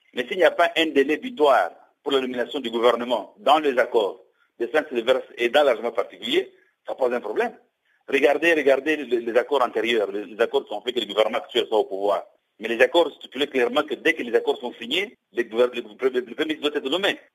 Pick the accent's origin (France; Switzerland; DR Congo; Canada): DR Congo; chez nous, au Congo